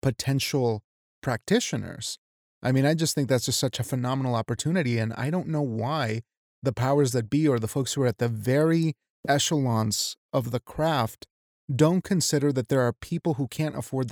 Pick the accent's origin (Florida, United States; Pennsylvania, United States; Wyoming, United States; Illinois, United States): Wyoming, United States; I'm from Wyoming